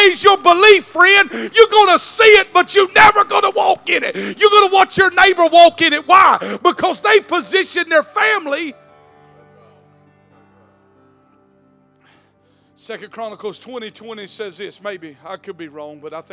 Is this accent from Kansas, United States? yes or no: no; South Georgia, United States; I was born in South Georgia.